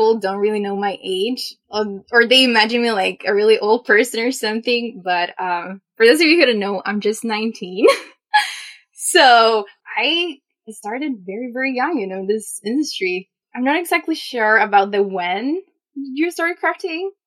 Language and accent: English; Chile; first language Spanish; English is a second language; I am from Chile.